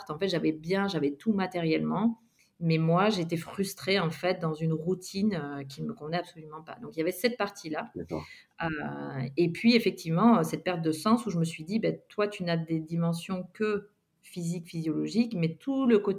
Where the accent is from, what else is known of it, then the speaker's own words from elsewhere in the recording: Guadeloupe; moved away as an adult; also born or lived in Australia; quand je suis partie de la Guadeloupe, je suis partie vraiment